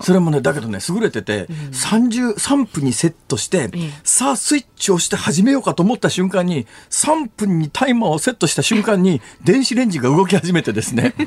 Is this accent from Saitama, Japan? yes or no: yes; Saitama, Japan; now in Osaka, Japan; 私の出身校であるところの埼玉県立川越高校